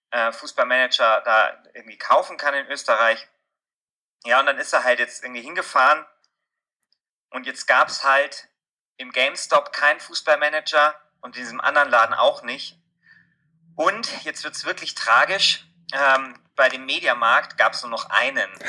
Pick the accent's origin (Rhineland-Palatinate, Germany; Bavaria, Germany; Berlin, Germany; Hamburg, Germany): Bavaria, Germany; Munich; komme aus München. Ähm, das ist jetzt nicht so weit irgendwie von der österreichischen Grenze.